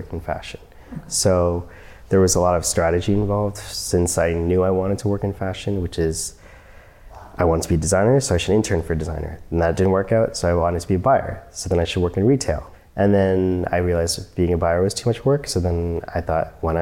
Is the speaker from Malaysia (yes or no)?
no; Oakville, Ontario, Canada; I'm from Oakville, Ontario.